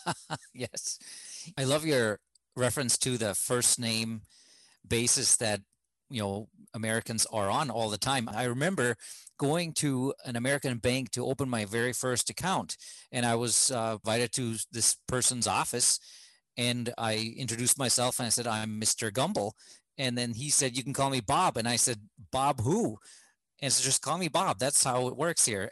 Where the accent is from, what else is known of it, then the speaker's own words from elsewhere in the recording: Germany; moved away as an adult; now in United States; back home in germany I grew up in a fairly homogeneous society